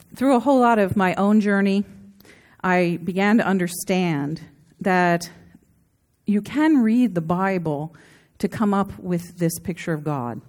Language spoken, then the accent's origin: English; a big East Coast city, United States; moved away; also born or lived in Scottsdale, Arizona / Santa Barbara, California; growing up in the nineteen sixties in a very family-oriented place in a big East Coast city